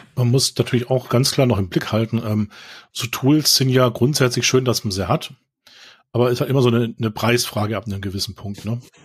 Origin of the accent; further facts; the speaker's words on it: Baden-Württemberg, Germany; ich komme ja aus Baden-Württemberg